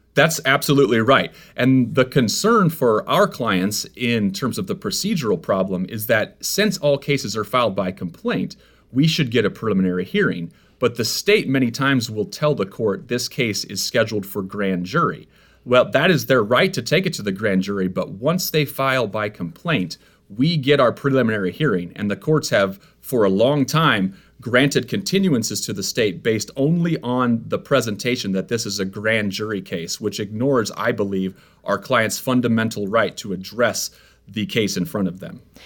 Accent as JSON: {"language": "English", "region": "Iowa", "country": "United States", "moved": "yes", "lives_now": "Missouri, United States", "said": "I'm from Iowa, and I have, my family practices law in Iowa"}